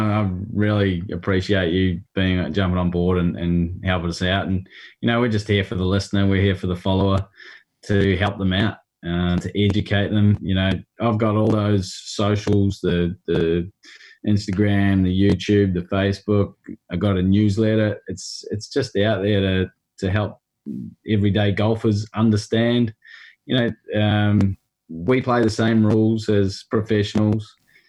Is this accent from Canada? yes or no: no; New Zealand; accent: New Zealand; Apparently, the New Zealand accent was voted the most sexy accent in the world, but I'd say I've lost my New Zealand accent about 10 years ago.